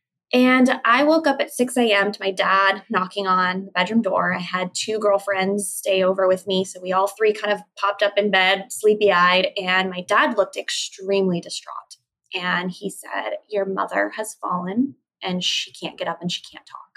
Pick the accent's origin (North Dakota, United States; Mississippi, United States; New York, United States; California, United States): California, United States; San Diego; I grew up with my parents in San Diego